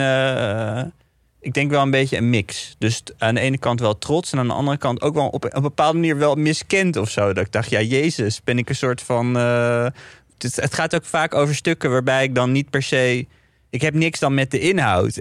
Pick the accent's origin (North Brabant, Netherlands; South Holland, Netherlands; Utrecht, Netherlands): North Brabant, Netherlands; Ik kom uit Brabant